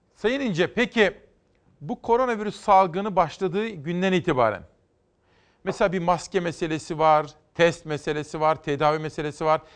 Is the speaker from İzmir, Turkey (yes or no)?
no; Kütahya, Turkey; Ben Kütahyalıyım